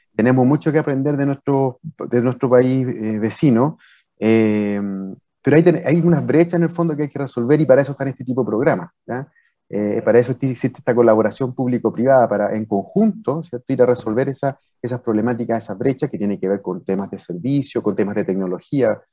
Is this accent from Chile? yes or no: yes; Chile